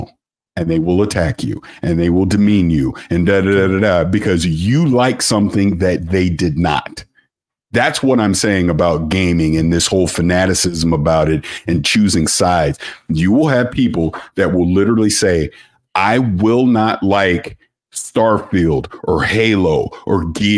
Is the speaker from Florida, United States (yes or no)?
yes; St. Petersburg, Florida, United States; now in San Diego, United States; I'm from St. Petersburg, Florida